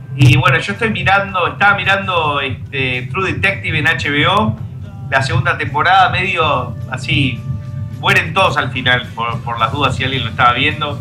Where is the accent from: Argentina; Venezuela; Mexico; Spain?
Argentina; now in Miami, United States; ustedes son argentinos, sí